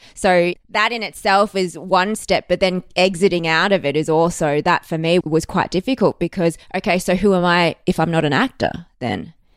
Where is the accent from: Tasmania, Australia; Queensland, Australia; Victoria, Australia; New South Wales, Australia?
Victoria, Australia; Melbourne; I was born in Melbourne. I've spent most of my life here.